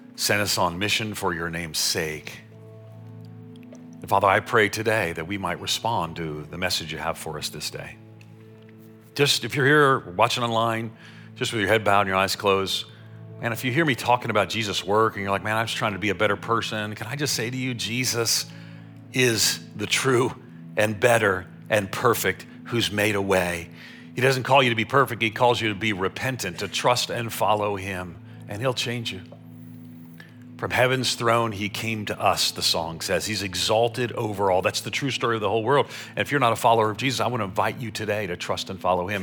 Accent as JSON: {"language": "English", "area": "Long Island", "region": "New York", "country": "United States", "tie": "born or raised there", "also_born_or_lived": "Florida", "moved": "yes", "said": "I grew up on Long Island outside of New York City"}